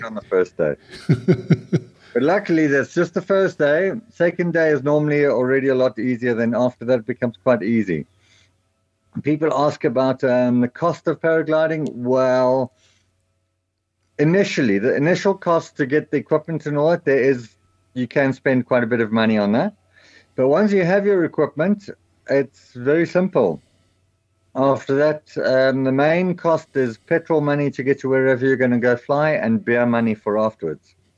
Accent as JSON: {"language": "English", "town": "Stanger", "region": "KwaZulu-Natal", "country": "South Africa", "tie": "born or raised there", "moved": "as an adult", "lives_now": "Bulwer, South Africa", "said": "I grew up north of Durban around the Stanger area"}